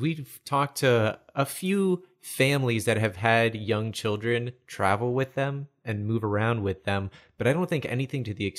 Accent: United States; I'm not considered a German, even though my heritage is German. I'm American.

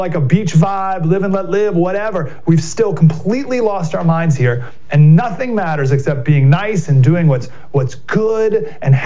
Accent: Syracuse, New York, United States; So I grew up in Syracuse, New York. So I grew up in the middle of the state, New York

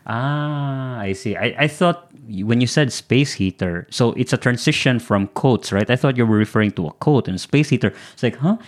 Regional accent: Philippines; moved away as an adult; also born or lived in Singapore; now in Tokyo, Japan; Being a Filipino, we've been living in a very tropical country

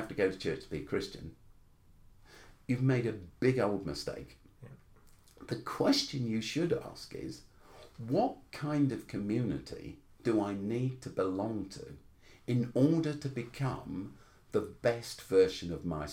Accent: London, United Kingdom; when I was growing up in South London, I was called a half caste the whole time.

